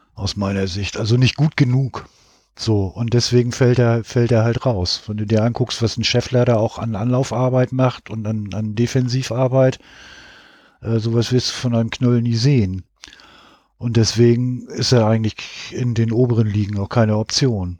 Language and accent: German; Hamburg, Germany; ich komme aus Hamburg